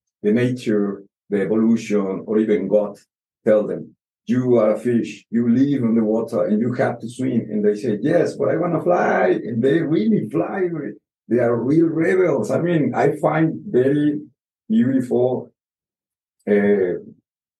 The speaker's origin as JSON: {"language": "English", "region": "Mexico City", "country": "Mexico", "tie": "born or raised there", "also_born_or_lived": "Oaxaca", "second_language": "English", "moved": "as an adult", "lives_now": "Rarotonga, Cook Islands", "said": "I was born in Mexico City capital"}